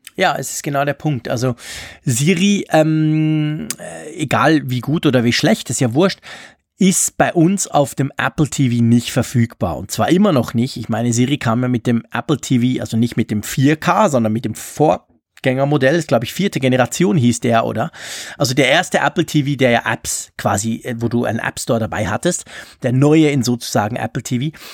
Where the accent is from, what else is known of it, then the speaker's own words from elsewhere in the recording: Switzerland; accent: Swiss German-accented German; mit meinem komischen ähm, Schweizerdeutsch-Deutsch